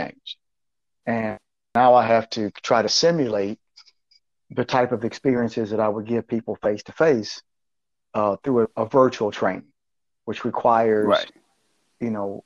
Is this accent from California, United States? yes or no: no; Flint, Michigan, United States; also born or lived in Detroit area, Michigan; Flint's my hometown